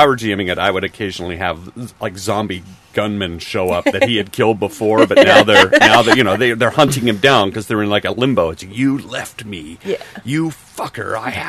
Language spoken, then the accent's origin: English; Minnesota, United States; from Minnesota.